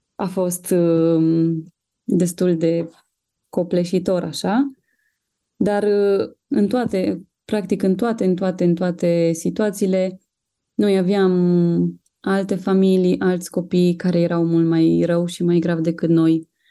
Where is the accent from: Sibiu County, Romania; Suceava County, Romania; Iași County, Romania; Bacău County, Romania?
Sibiu County, Romania; Sibiu; noi suntem din Sibiu